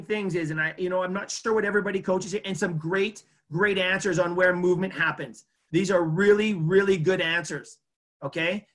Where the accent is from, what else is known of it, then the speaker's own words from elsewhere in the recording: Edmonton, Alberta, Canada; my hometown here in Edmonton